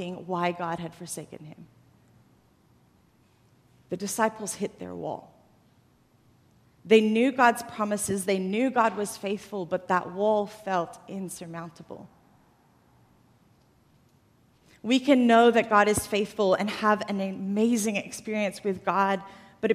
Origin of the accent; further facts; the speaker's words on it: Australia; moved away as an adult; now in United States; I didn't actually grow up in the U.S. I grew up in Australia.